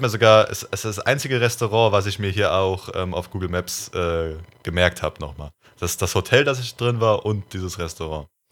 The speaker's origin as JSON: {"language": "German", "country": "Germany", "said": "als Deutscher"}